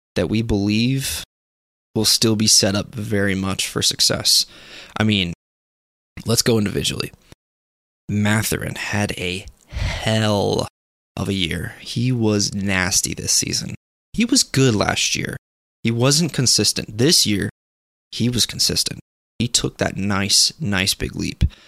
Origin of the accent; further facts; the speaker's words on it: Tucson, Arizona, United States; I am born and raised in Tucson, Arizona